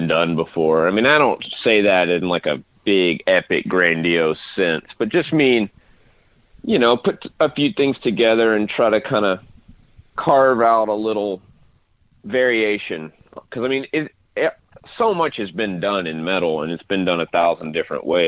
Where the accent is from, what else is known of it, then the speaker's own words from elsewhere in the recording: Nashville, Tennessee, United States; I'm from Nashville